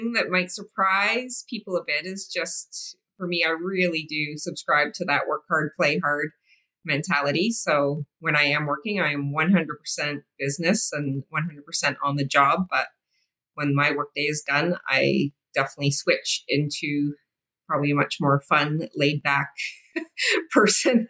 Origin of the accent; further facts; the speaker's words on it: Canada; Being Canadian